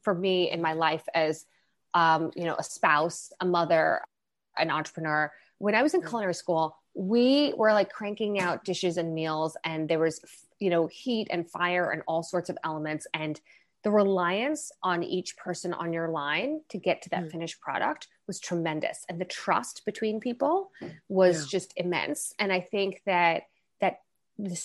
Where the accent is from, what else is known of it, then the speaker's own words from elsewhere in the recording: Long Island, New York, United States; I grew up mostly in Long Island, which is a suburb